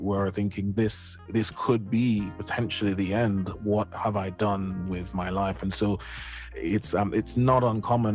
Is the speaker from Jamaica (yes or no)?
yes; Jamaica; moved away; I grew up in Jamaica, I hadn't been to any other Caribbean island um, before I left Jamaica